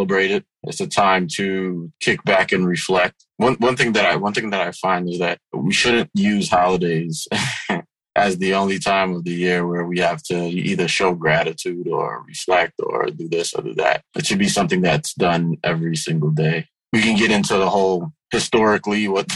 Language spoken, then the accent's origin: English; New York City, New York, United States; also born or lived in Haiti; I grew up in South Ozone Park, Queens, aka South Jamaica, Queens